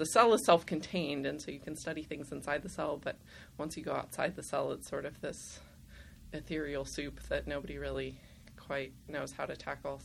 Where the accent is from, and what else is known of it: Simi Valley, California, United States; born or raised there; also born or lived in Los Angeles / Burbank / San Diego